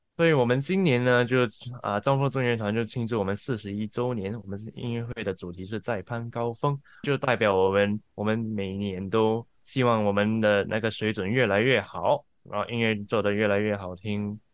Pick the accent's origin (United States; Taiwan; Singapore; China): Singapore; moved away as an adult; now in Melbourne, Australia; 我是来自新加坡的。啊，我二零 ，一六年，呃，搬到墨尔本来念书，毕业过后就继续在这里做工